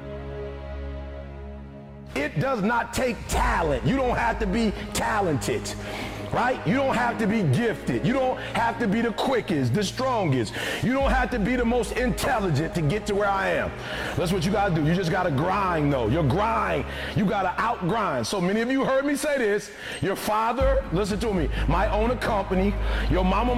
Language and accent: English; Detroit, Michigan, United States; I'm from Detroit, homeless. Mama got pregnant with me at 17 years old, high school dropout.